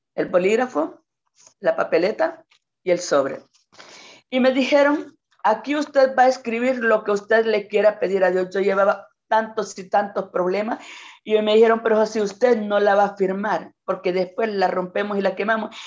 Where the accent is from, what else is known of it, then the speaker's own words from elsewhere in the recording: Quimistán, Santa Bárbara, Honduras; no soy nativa de Quimistán, no soy nacida en Quimistán, pero mis padres me trajeron de tres años acá a este pueblo. Me encanta, me siento quimisteca